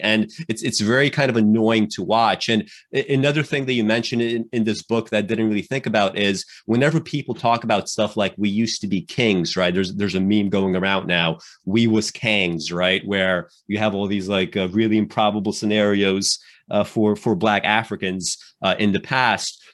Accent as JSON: {"language": "English", "town": "New York City", "region": "New York", "country": "United States", "tie": "born or raised there", "said": "I grew up in New York City uh, uh, in the 90s and the 2000s and, and the 2010s"}